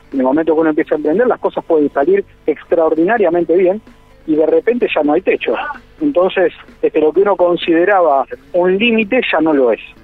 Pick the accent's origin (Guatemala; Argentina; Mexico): Argentina